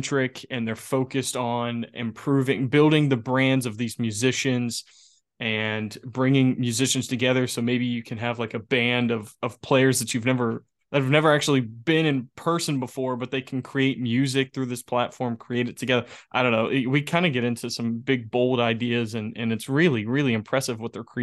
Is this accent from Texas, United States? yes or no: no; West Virginia, United States